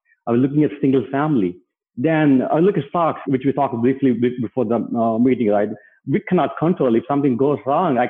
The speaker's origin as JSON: {"language": "English", "country": "India", "tie": "born or raised there", "moved": "as an adult", "lives_now": "United States", "said": "myself and my wife came to US in 2004. We grew up in India"}